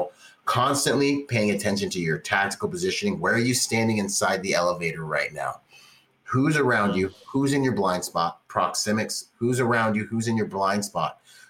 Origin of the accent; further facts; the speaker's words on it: California, United States; I grew up in Orange County, California